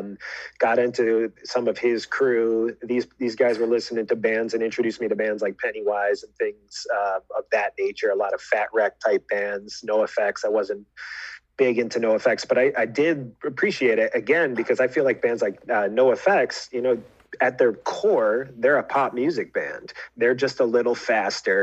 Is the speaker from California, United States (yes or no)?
no; Fairport, New York, United States; also born or lived in Geneva, New York; I was born in Geneva, kind of followed my dad as he had different teaching jobs, ended up in Fairport